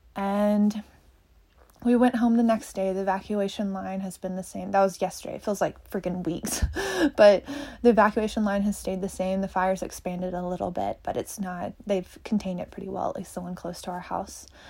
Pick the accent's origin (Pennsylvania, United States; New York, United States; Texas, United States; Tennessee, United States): Tennessee, United States; now in Boulder, United States; I'm from Tennessee originally. I now live in Boulder, Colorado